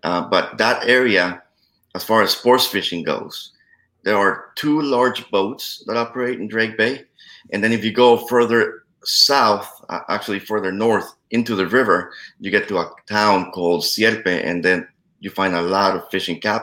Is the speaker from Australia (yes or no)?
no; Costa Rica; moved away; I was born and raised in Costa Rica, so obviously I went back to my place of birth to fish